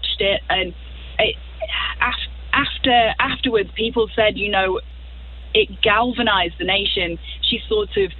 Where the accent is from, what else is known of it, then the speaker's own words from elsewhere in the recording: Blackpool, North West England, United Kingdom; now in Tulsa, United States; I grew up in a place called Blackpool. It's the northwest of England.